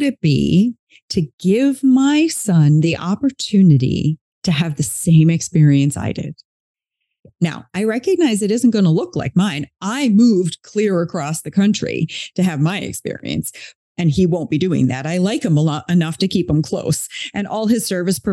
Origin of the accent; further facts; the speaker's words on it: East Coast of Canada, Canada; moved away as an adult; now in West Coast of Canada, Canada; I'm not from where I live now. So I'm on the West Coast of Canada. I'm originally from the East Coast of Canada